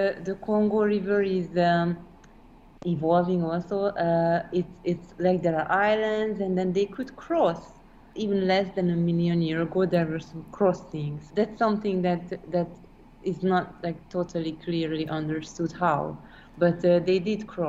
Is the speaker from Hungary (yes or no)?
yes; Hungary; I'm from Hungary